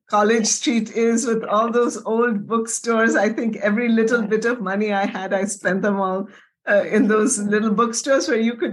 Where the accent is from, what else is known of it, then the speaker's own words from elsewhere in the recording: Kolkata, West Bengal, India; Well, you know, Kolkata uh, just holds such a dear place in my heart yes, because I grew yes. up in that city many years.